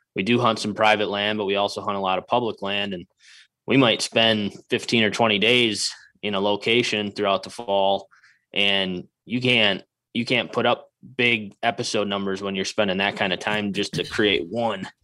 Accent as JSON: {"language": "English", "region": "Wisconsin", "country": "United States", "tie": "born or raised there", "moved": "as an adult", "lives_now": "Iowa, United States", "said": "I grew up in Wisconsin, I cut my teeth hunting in Wisconsin"}